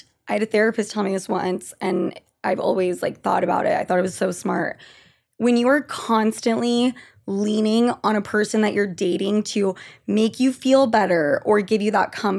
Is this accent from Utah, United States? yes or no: yes; Utah, United States; moved away; I'm from Utah.